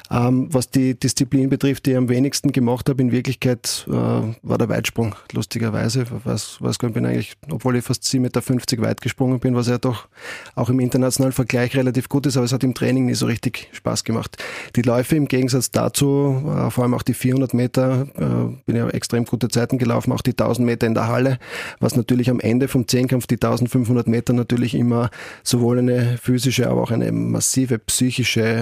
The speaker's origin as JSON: {"language": "German", "town": "Graz", "region": "Styria", "country": "Austria", "tie": "born or raised there", "said": "Also aufgewachsen bin ich ähm, in Eckenberg, bin dort auch Kindergarten gegangen, erste Klasse Volksschul"}